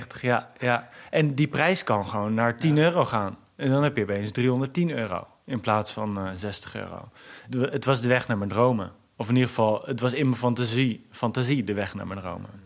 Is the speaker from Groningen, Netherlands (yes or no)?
yes; Groningen, Netherlands; kom uit Bijem. Bijem is een buitenwijk in Groningen.